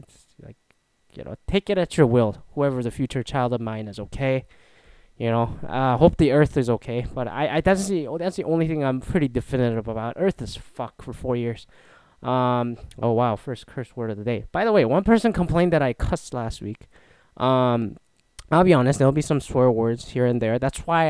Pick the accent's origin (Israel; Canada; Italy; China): Canada; now in United States; I'm a Canadian citizen living in the US. Come to think of it, I immigrated twice.